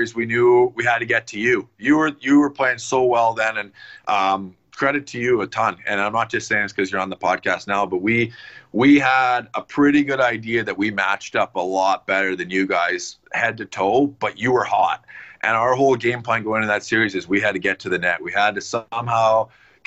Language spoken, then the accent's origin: English; Canada; in Edmonton just a couple hours from my hometown